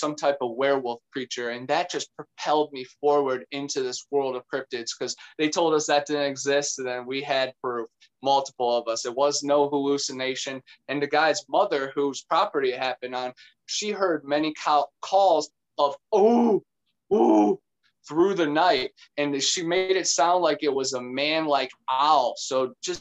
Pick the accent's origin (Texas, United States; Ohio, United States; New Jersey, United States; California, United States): Ohio, United States; Cleveland; now in Florida, United States; you were just in my hometown in Cleveland